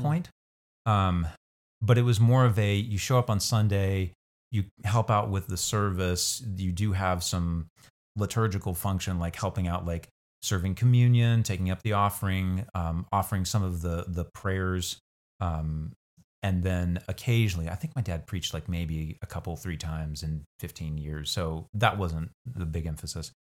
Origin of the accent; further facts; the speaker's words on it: Hutchinson, Kansas, United States; also born or lived in McPherson, Kansas / Inman, Kansas; born elsewhere, but moved to Hutchinson with my family at the age of two. Um, and so I was raised in Hutch from age two until I came actually to Central here as a freshman